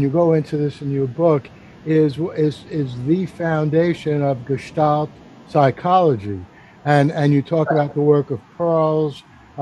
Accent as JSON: {"language": "English", "town": "New York City", "region": "New York", "country": "United States", "said": "as a New Yorker"}